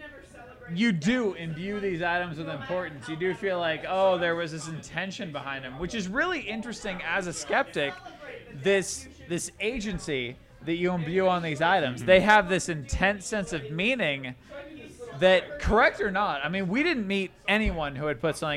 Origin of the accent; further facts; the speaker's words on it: United States; as an American